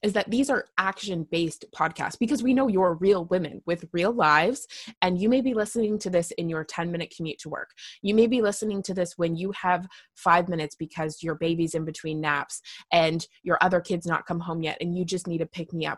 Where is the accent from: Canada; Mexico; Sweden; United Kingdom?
Canada; I am just Canadian.